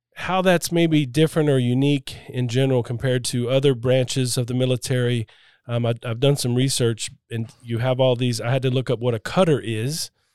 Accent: Florida, United States; I grew up in Florida and I spent a lot of time on boats

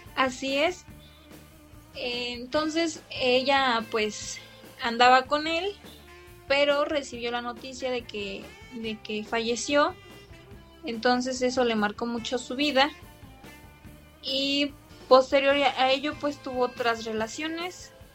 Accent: Mexico; parte de nuestra, pues de nuestra esencia como mexicanos, eh, la forma en que pues se vive aquí en México

